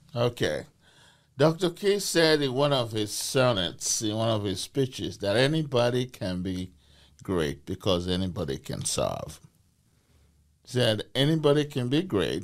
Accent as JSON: {"language": "English", "country": "Nigeria", "also_born_or_lived": "United Kingdom", "moved": "as an adult", "lives_now": "Portland, United States", "said": "I came to this country from Nigeria, uh, from Benin tribe, uh, B E N I N uh, Empire."}